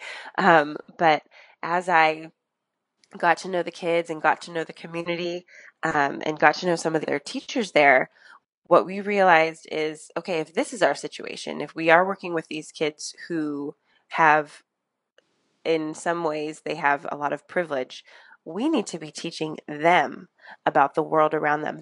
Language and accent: English; Northern California, United States; moved away as an adult; now in Los Angeles, United States; I'm actually from Northern California, and my dad still works in that area